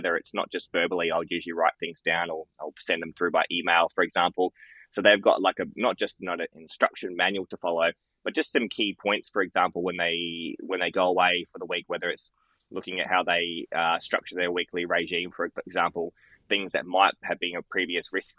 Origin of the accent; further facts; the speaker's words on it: Loxton, South Australia, Australia; moved away as an adult; now in Adelaide, Australia; I worked every second weekend in Loxton, in my hometown I grew up